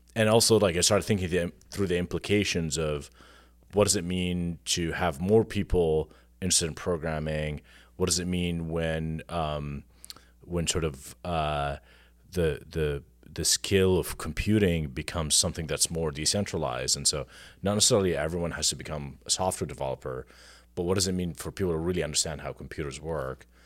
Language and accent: English; Jordan; moved away as an adult; now in United States; I am, uh, was born and raised in Jordan. I came to the U S, uh, ten years ago to work in technology